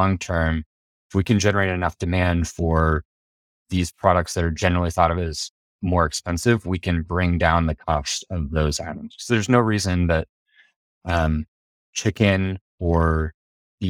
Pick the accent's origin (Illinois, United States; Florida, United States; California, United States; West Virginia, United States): California, United States; Bakersfield; moved away; I'm from a town called Bakersfield, which is in Central California